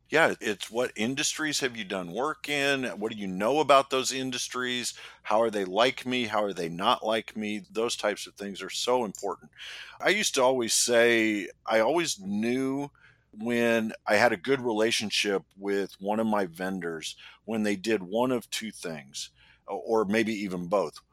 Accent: Indianapolis, Indiana, United States; I'm from Indianapolis, and one of the largest employers in our city is Eli Lilly

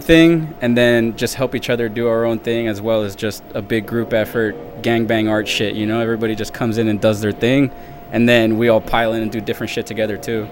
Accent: Coachella, California, United States; I'm from Coachella, and yeah, pretty much born and raised in the desert.

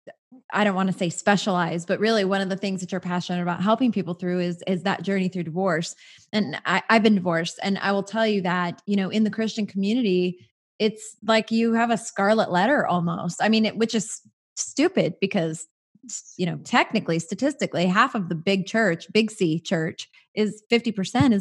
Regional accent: Southern California, United States; born and raised in Southern California

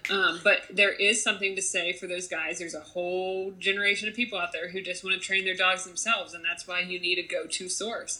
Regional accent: Fountain, Ohio, United States; I grew up in Ohio in uh, a small town called Fountain, Ohio

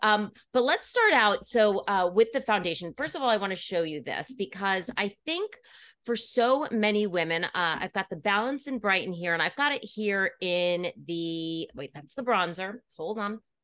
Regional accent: Putnam County, New York, United States; I was born here in New York City, grew up in Putnam, on the Upper East Side now

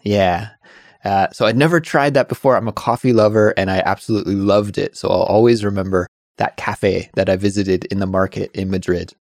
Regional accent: Canada; being a Canadian, because Canadians coming from a cold country

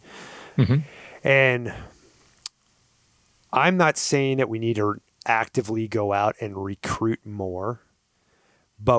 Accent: New York, United States; now in Arizona, United States; I'm from New York, right? Like I grew up in combat, what they call combat hunting.

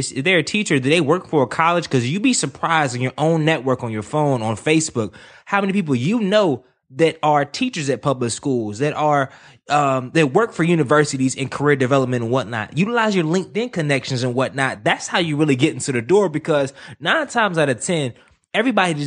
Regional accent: Durham, North Carolina, United States; Growing up in Durham, North Carolina, I never knew anyone around my age who graduated from college

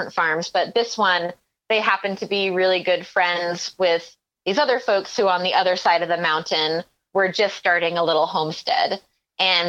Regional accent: Maine, United States; also born or lived in Mendocino County, California; now in Vermont, United States; I grew up in Maine

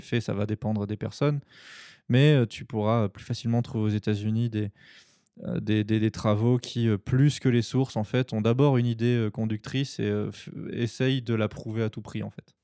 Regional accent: France; also born or lived in Tokyo, Japan; je suis français et que euh, c'est mon pays

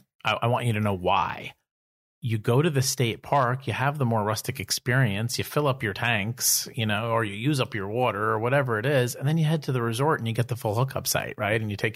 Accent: East Coast, United States; We're also from the East Coast. And it's like, if there were amazing boondocking sites all around where I live, we would be there.

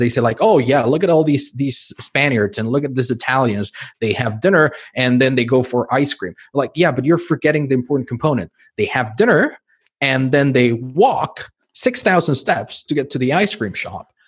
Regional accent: Mexico City, Mexico; now in Spain; I grew up in Mexico City

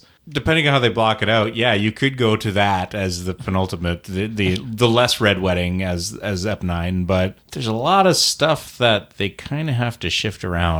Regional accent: Canada

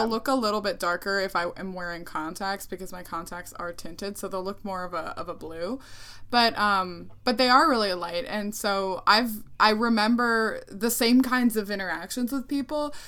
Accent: Ohio, United States; I didn't grow up in Puerto Rico. I grew up in the United States. I grew up in Ohio

